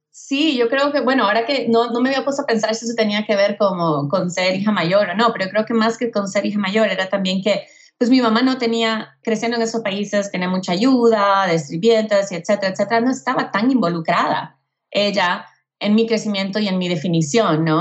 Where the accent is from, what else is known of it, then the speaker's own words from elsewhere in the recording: El Salvador; also born or lived in Houston, Texas, United States / Mexico City, Mexico; now in United States; mi mamá se regresó a El Salvador conmigo y con mi hermana menor y crecí entre El Salvador y Houston